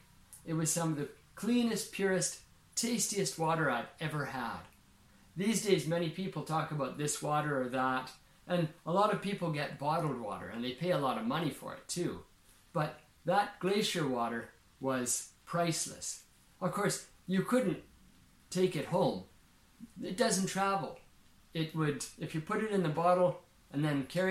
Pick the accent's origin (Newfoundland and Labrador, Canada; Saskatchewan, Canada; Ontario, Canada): Saskatchewan, Canada; Regina; I grew up in a town called Regina, Saskatchewan